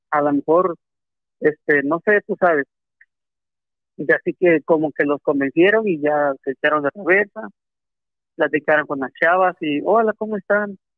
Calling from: Acapulco, Guerrero, Mexico; Este, … … de Acapulco.

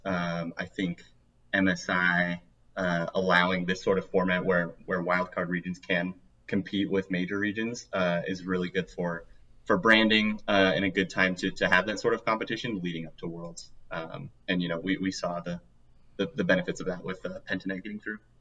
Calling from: Provo, Utah, United States; Calling from Provo, Utah

